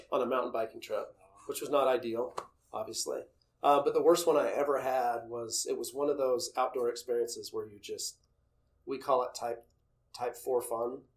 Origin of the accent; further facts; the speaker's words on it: Utah, United States; moved away as an adult; also born or lived in Los Angeles; growing up in Utah